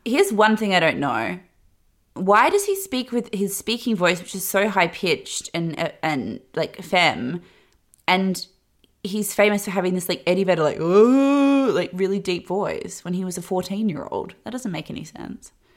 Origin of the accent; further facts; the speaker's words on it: Australia; growing up in Australia and the time I did